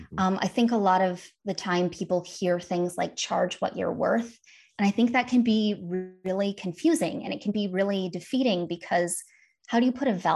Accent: Wisconsin, United States; And she lived, I grew up in Northern Wisconsin. She lived in Kansas City and she would drive up and visit us for all of the major holidays and in the summer.

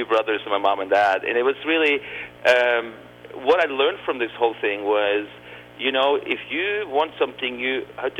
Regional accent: Oslo, Norway; also born or lived in Spain; now in United States; I grew up right outside downtown Oslo

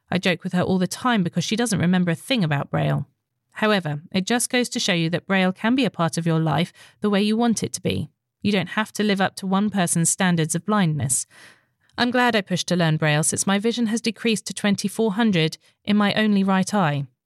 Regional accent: Northern Ireland, United Kingdom; now in London, United Kingdom; I am a Northern Irish wench who lives in London and really enjoy the chat.

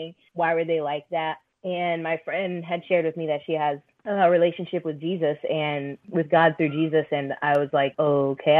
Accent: Orlando, Florida, United States; also born or lived in Philippines; now in Tampa, United States; I grew up in Orlando.

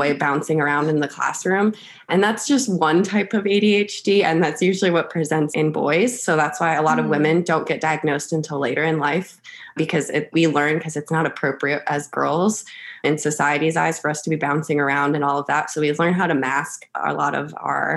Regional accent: Charlotte, North Carolina, United States; I am from Charlotte, North Carolina.

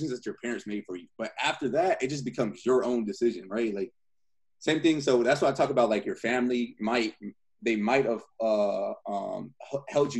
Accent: California, United States; also born or lived in San Bernardino, California; I'm from California

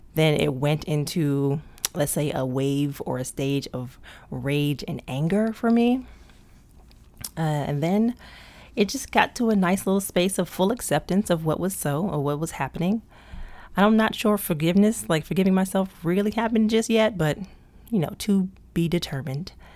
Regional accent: Prince George's County, Maryland, United States; I was raised in P G County, Maryland

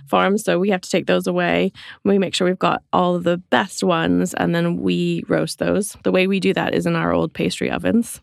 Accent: Canada; moved away as an adult; also born or lived in London; now in Suffolk, United Kingdom; I grew up in Canada, which is where my accent is from

